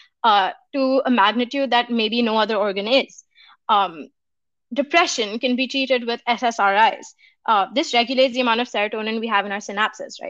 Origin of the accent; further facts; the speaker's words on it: India; moved away; I come from India, and in my community